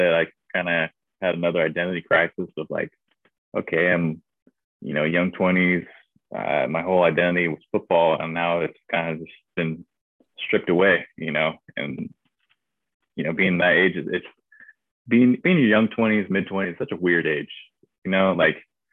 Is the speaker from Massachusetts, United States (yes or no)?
no; Redding, California, United States; moved away as an adult; also born or lived in Missouri; I grew up in Redding in Northern California